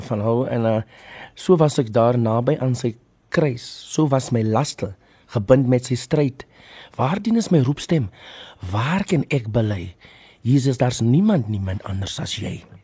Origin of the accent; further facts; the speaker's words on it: Port Elizabeth, Eastern Cape, South Africa; moved away; Ek is van Port Elizabeth